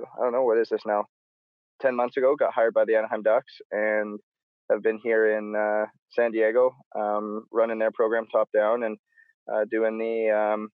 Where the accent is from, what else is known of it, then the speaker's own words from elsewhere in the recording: Edmonton, Alberta, Canada; moved away as an adult; I'm born and raised in Canada, in Edmonton, actually, pretty much Alaska.